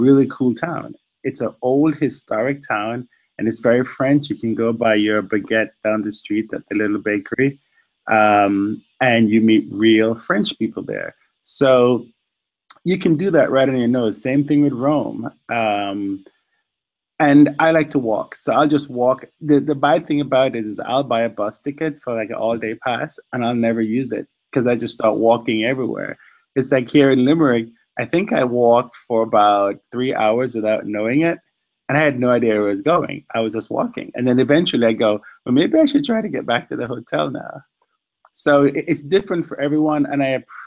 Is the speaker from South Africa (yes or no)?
no; Jamaica; I'm from Jamaica